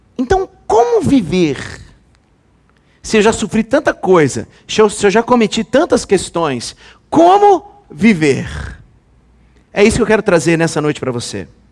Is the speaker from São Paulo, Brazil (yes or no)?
no; Rio de Janeiro, Brazil; Eu nasci em 1981. Há tempo atrás. Tempo pra caramba. Nasci no Rio de Janeiro